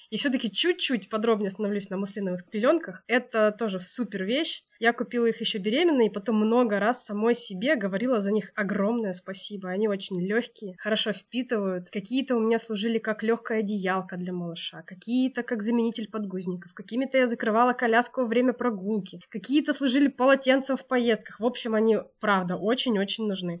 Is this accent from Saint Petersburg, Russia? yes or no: no; Altai Krai, Russia; also born or lived in Moscow; восемь лет назад я вернулась из Москвы на Алтай